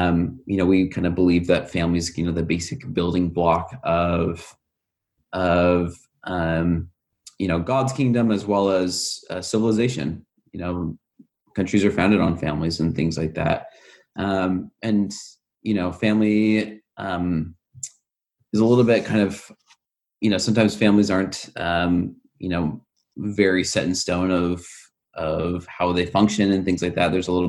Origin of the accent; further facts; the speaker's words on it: Utah, United States; I grew up in Utah, which is, you know, the stereotypical epicenter of Mormon theology.